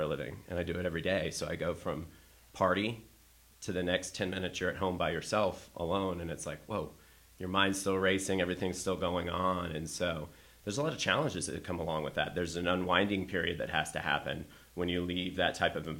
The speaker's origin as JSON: {"language": "English", "region": "the South", "country": "United States", "moved": "yes", "lives_now": "Chicago, United States", "said": "I'm from the South as well"}